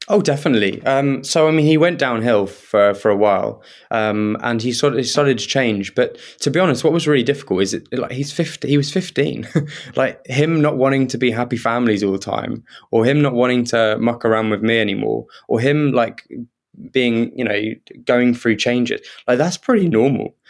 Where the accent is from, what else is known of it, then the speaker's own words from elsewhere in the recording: Kent, South East England, United Kingdom; I grew up in Kent, so I was living in Kent at the time.